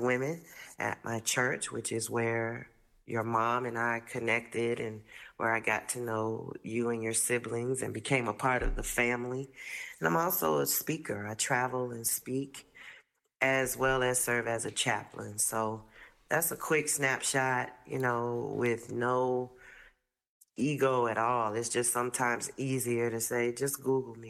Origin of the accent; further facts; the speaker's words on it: Fort Lauderdale, Florida, United States; moved away as an adult; now in Washington, D.C., United States; I'm originally from South Florida, Fort Lauderdale